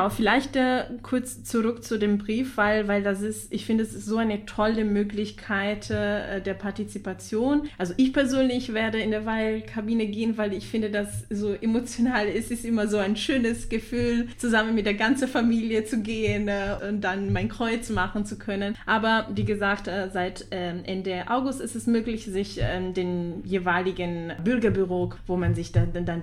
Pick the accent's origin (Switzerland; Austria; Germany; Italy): Italy; German is a second language; also als Italienerin, ich habe das meine Mama erzählt und sie war so überrascht